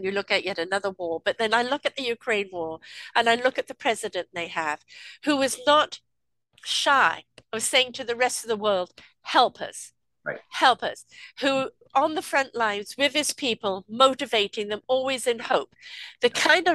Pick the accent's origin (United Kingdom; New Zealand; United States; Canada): United Kingdom; England; I'm from England